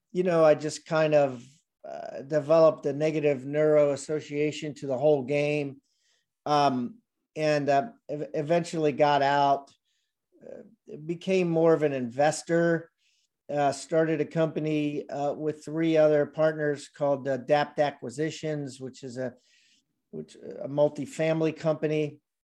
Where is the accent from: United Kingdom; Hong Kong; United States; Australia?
United States; Columbia, Maryland; also born or lived in Washington, D.C.; grew up there, grew up in Columbia, Maryland